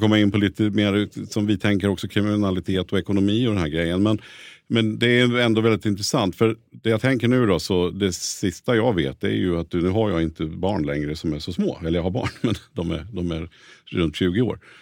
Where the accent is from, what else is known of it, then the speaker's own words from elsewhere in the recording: Nyköping, Södermanland, Sweden; moved away as an adult; now in Stockholm, Sweden; jag är från Nyköping från början